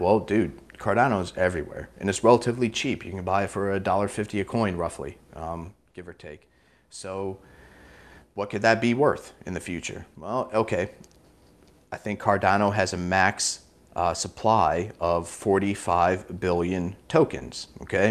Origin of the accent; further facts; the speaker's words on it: Sioux City, Iowa, United States; moved away; I'm from Sioux City, Iowa